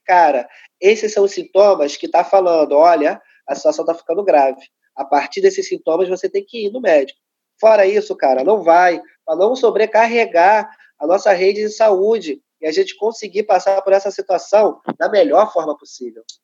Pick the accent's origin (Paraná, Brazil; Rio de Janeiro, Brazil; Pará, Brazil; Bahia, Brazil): Rio de Janeiro, Brazil; cria da Maré